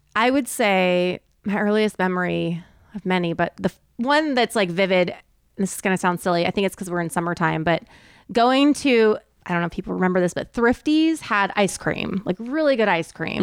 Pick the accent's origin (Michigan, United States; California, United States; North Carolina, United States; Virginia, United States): California, United States; Southern; now in Texas, United States; I grew up in Southern California